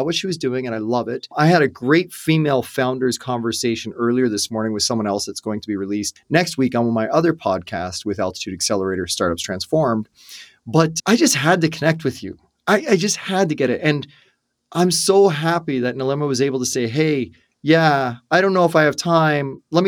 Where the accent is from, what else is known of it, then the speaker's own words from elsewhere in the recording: Ireland; I talk a lot because I'm Irish and I kiss the Blarney Stone